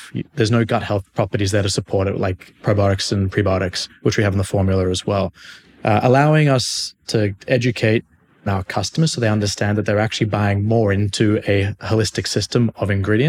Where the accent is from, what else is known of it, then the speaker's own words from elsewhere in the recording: Sydney, New South Wales, Australia; now in United States; Mate, I'm from Sydney, Australia. I have not lived there for quite a while. I've been in the States now for about 6 years